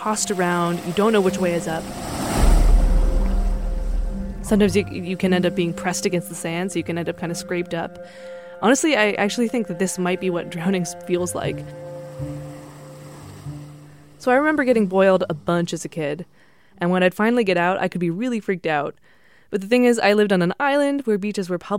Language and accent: English; Nantucket, Massachusetts, United States; moved away; I grew up on Nantucket, which is an island off Cape Cod, Massachusetts